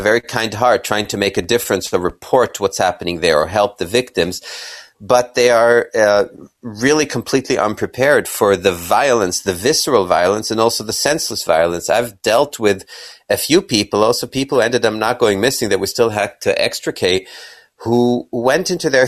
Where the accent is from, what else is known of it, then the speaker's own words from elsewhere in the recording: Kenya; also born or lived in Israel; I was born in Israel and grew up in Kenya as a little boy in the 60s.